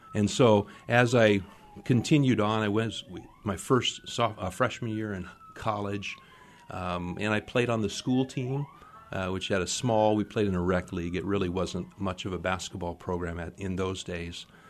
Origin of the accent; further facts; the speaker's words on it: Phoenix, Arizona, United States; moved away as an adult; also born or lived in Minnesota; now in Seattle, United States; grew up in Phoenix, Arizona.